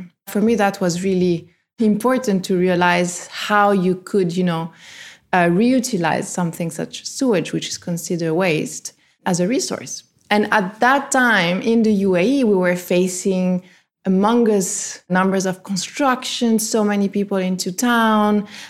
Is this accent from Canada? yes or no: no; Italy; also born or lived in France; I grew up in Italy and in France where there's a lot of nature, beautiful, you know, natural reserves, parks, lakes, and I gave it for granted.